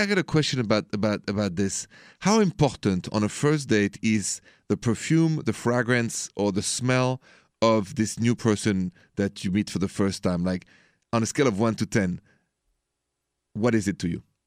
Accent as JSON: {"language": "English", "country": "France", "moved": "yes", "said": "I'm from France"}